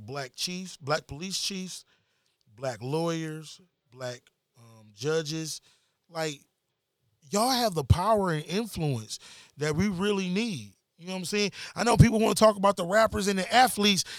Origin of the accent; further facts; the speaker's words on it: Detroit, Michigan, United States; I'm from Detroit